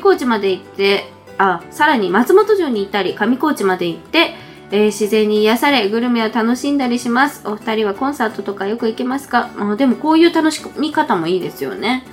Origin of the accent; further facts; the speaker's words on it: Nagano, Japan; 私の実家、長野県の場所ですけど